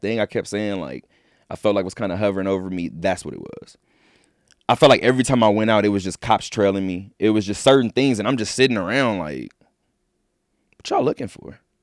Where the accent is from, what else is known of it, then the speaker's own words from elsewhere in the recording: Southern California, United States; moved away; I love my hometown. I love just Southern California in general